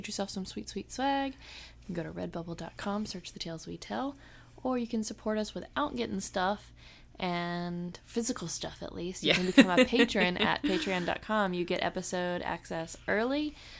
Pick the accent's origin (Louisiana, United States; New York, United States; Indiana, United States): Louisiana, United States; New Orleans; now in North Carolina, United States; I'm from New Orleans